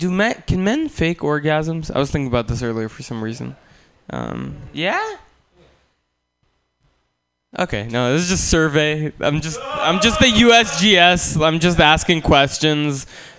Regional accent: Russia; born there; moved away; also born or lived in San Francisco, United States; I am not from here. Pam is correct. I was born in Russia, and then my family moved to San Francisco.

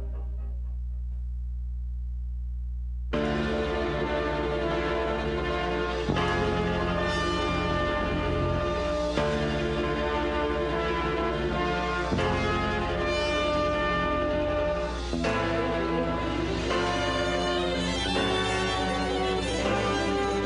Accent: San Francisco, California, United States; 21st and Florida in the Mission District of San Francisco, my hometown.

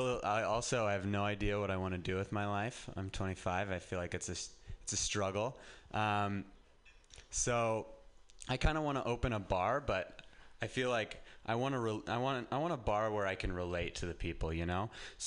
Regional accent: Reno, Nevada, United States; now in San Francisco, United States; I'll go home, and I'm from Reno, and just getting out of Reno and living in San Francisco, I feel like is an accomplishment.

